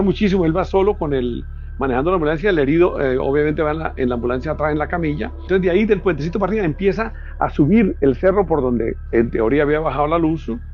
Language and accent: Spanish; Pregonero, Táchira, Venezuela; Nací en Pregonero, un pueblito enclavado allá en las montañas de los Andes venezolanos